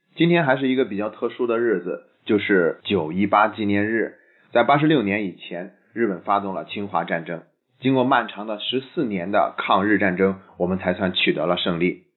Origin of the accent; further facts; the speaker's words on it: China; 我们以前呢总是觉得日本人个儿比我们矮。但现在呢，日本中学生的平均身高已经超出了我们中国人了。